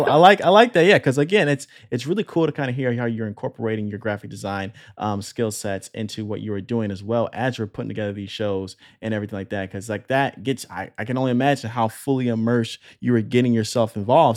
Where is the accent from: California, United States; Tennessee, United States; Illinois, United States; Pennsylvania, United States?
Illinois, United States; moved away; I'm coming from the Midwest originally, coming from Illinois